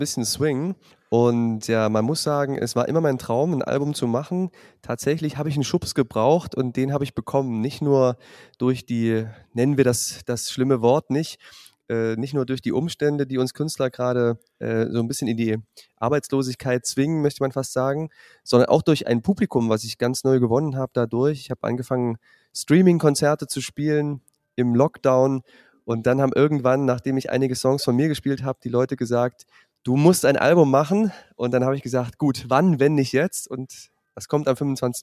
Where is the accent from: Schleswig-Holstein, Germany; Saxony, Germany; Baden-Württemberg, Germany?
Saxony, Germany; Zwickau; moved away; also born or lived in Jena / Weimar / Fulda; Das ist in Sachsen am Fuß des Erzgebirges. Dort bin ich aufgewachsen